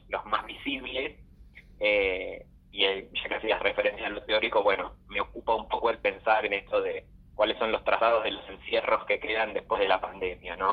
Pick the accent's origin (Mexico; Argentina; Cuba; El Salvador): Argentina; Caseros, Buenos Aires Province; moved away as an adult; now in Buenos Aires, Argentina; Soy bonaerense, soy de Caseros